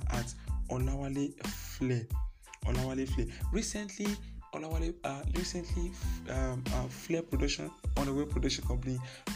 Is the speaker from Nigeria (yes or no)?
yes; Idanre, Ondo, Nigeria; That is actually my constituency where I come from, Idore. I'm from Idore